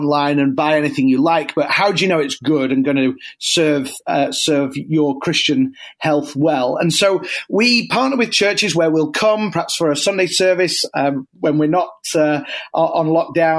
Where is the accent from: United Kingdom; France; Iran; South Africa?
United Kingdom; moved away as an adult; now in United States; I'm not from around here. I'm originally a Brit